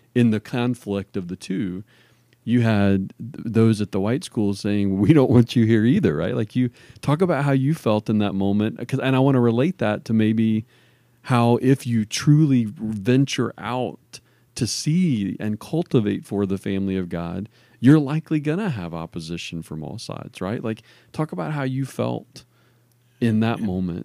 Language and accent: English; New Orleans, Louisiana, United States; moved away; I grew up in New Orleans